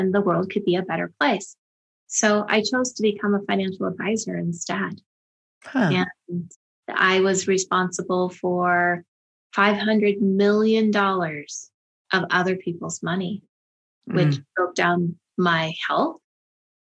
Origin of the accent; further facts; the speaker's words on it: Silicon Valley, California, United States; I grew up in Silicon Valley.